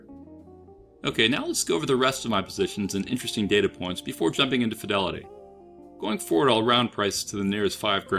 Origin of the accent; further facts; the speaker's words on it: United States; I'm an American